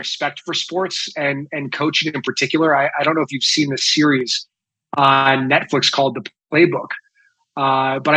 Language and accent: English; Chicago Northwest suburbs, Illinois, United States; I was born and raised in Chicago. In second grade, moved to the Northwest suburbs. And that's really where I grew up